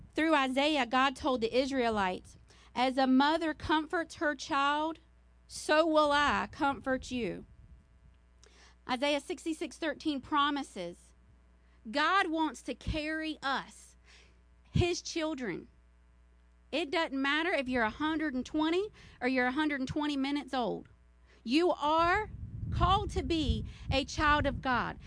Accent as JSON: {"language": "English", "region": "the South", "country": "United States", "said": "I'm from the South"}